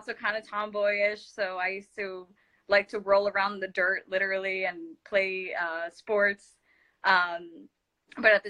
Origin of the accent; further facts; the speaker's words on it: Los Angeles, California, United States; English is a second language; It's in Los Angeles. It's called Sylmar. That's where I grew up.